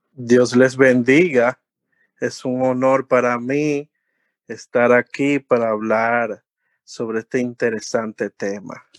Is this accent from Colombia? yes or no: no; Dominican Republic; uno tiene como buen dominicano